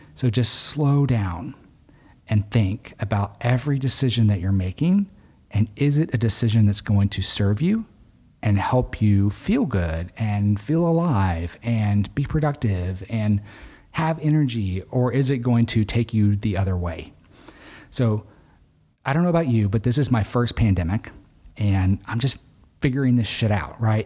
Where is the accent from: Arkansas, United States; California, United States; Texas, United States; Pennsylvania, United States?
Arkansas, United States; I grew up in Arkansas